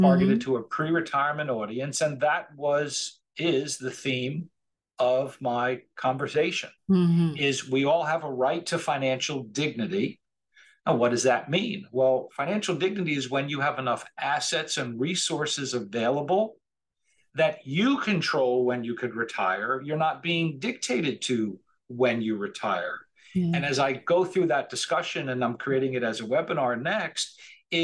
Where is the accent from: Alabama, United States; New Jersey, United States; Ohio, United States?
New Jersey, United States; near Rutgers, central; moved away as an adult; now in Delray Beach, United States; we were in central New Jersey. We grew up right outside of Rutgers.